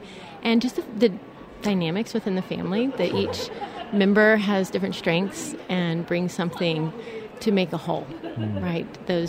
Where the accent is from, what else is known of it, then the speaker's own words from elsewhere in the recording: Cedar Park, Texas, United States; We are from Cedar Park.